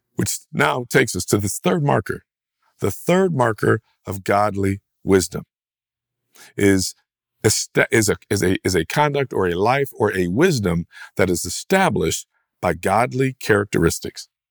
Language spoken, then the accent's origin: English; United States; American, rugged, individualist Christians